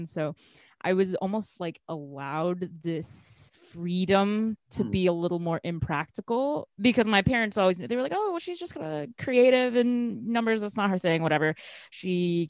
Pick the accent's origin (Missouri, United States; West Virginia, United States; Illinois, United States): Illinois, United States; Chicago; also born or lived in China; most of my friends growing up here